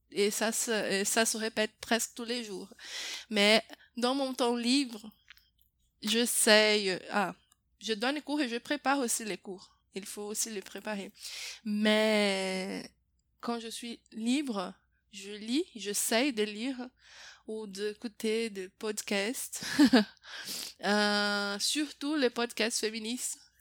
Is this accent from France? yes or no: no; Brazil; French is a second language; je suis brésilienne